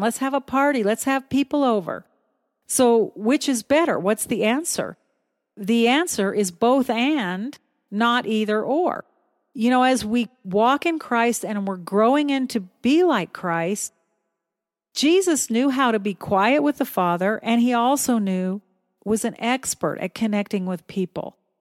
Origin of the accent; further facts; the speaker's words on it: United States; moved away as an adult; also born or lived in Philippines; as an American